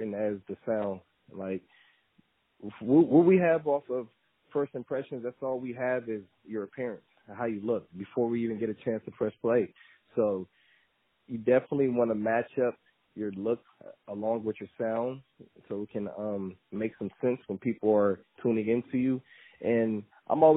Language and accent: English; Sacramento, California, United States; I'm from California, Sacramento, to be exact